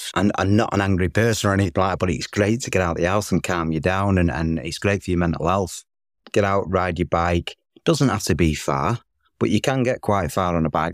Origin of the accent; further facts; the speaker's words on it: Manchester, North West England, United Kingdom; As soon as I got back to Manchester, my hometown